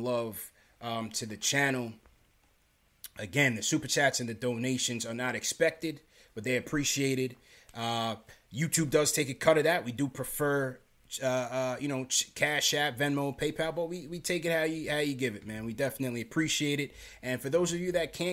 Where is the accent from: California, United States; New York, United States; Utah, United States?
New York, United States; New York City; also born or lived in Canarsie, Brooklyn; I was born in Flatbush, Brookdale Hospital. I used to live down there by the Junction